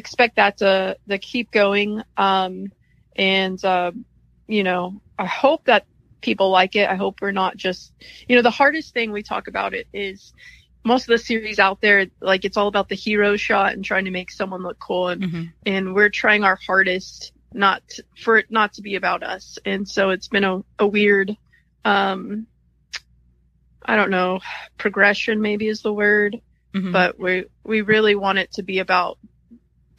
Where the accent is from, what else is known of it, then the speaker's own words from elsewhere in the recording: Texas, United States; I'm from Texas. I started fishing when I was a kid with my daddy.